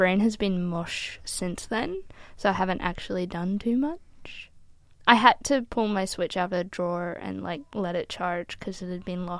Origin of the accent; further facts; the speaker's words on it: United States; now in Brisbane, Australia; I grew up in the States